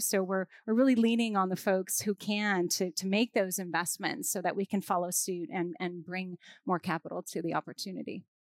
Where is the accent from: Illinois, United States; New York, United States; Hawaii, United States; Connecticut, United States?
Hawaii, United States; I'm from Hawaii, so we live in an island